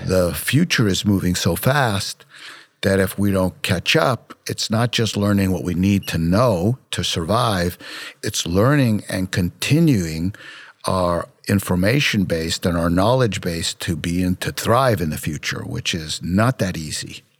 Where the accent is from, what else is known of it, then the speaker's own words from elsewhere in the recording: New York City, New York, United States; I grew up in Brooklyn, New York